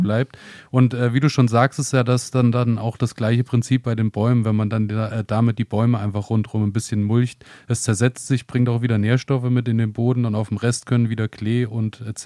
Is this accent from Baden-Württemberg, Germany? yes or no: no; Thuringian Rhön, Germany; bei uns in der Rhön oder hier speziell in der Thüringer Rhön